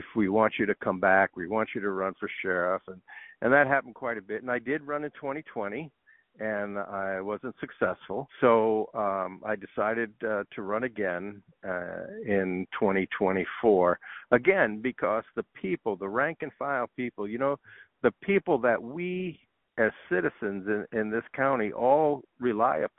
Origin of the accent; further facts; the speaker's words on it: New York City, New York, United States; now in Arizona, United States; I was born and raised in New York City.